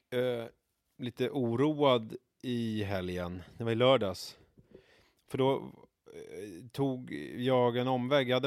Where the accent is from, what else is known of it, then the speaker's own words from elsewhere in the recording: Vega, Stockholm County, Sweden; huset i Vega där jag växte